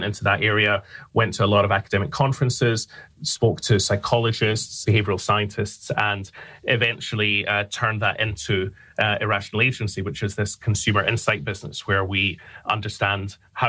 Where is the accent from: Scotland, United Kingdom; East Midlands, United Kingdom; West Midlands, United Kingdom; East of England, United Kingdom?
Scotland, United Kingdom; Glasgow; now in London, United Kingdom; So I'm from Scotland. I'm from Glasgow in Scotland. I live in London now, so the accent is not as strong as it once was.